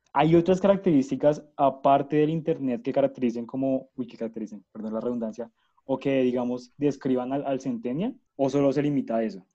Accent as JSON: {"language": "Spanish", "area": "near Zipaquirá", "region": "Cundinamarca", "country": "Colombia", "tie": "born or raised there", "said": "yo nací en el 2000 también cerca de Zipaquirá"}